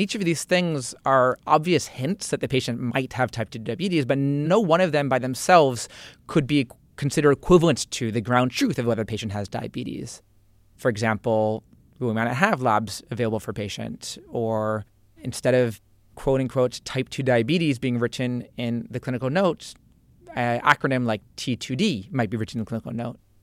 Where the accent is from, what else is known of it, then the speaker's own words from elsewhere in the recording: Piscataway, New Jersey, United States; I grew up in New Jersey, in Piscataway, central